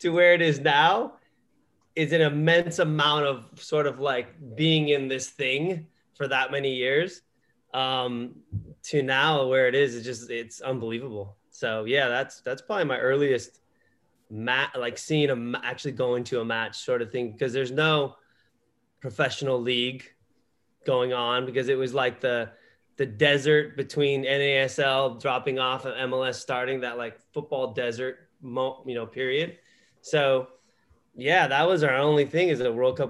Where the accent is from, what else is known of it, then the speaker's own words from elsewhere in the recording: Los Angeles, California, United States; growing up in Southern California in the LA area my whole life, you know, left for a while to play and stuff, but you know, like I grew up here